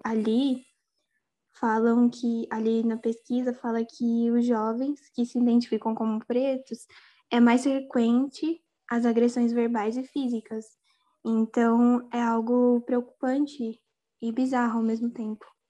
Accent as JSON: {"language": "Portuguese", "town": "Mogi das Cruzes", "region": "São Paulo", "country": "Brazil", "said": "eu sou do interior de São Paulo, Mogi das Cruzes"}